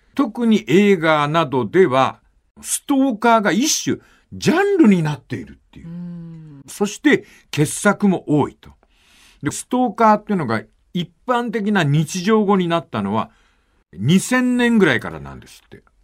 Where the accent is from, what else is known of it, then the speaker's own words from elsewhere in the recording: Fukuoka, Japan; 地元の福岡